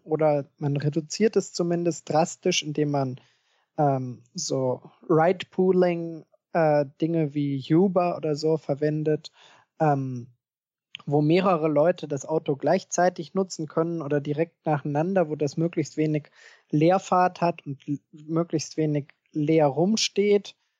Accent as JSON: {"language": "German", "country": "Germany", "said": "bei uns in Deutschland"}